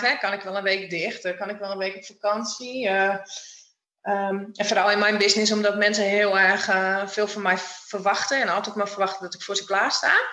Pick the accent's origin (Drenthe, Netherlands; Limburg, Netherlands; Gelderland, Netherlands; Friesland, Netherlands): Friesland, Netherlands; opgegroeid in uh, een prachtig dorpje in Friesland